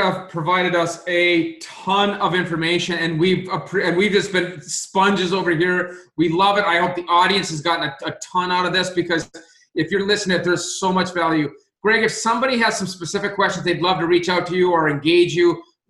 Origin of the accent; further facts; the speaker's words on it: Minot, North Dakota, United States; moved away; back in my home state of North Dakota, in my hometown of Minot